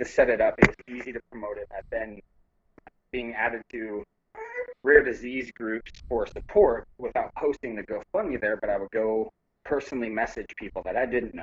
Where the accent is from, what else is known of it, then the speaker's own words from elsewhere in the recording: Spokane, Washington, United States; now in Alaska, United States; in Spokane, where I'm from